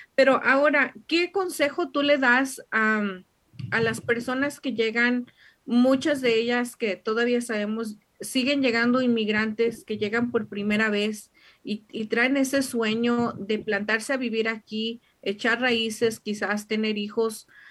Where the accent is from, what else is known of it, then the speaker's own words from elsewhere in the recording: Mexico; como mexicanos, especialmente nuestra cultura mexicana